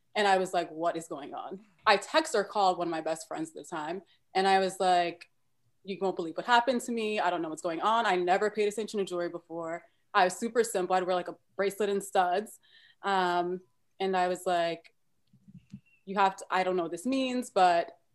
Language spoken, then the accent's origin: English; New York City, New York, United States; I'm originally from Brooklyn, New York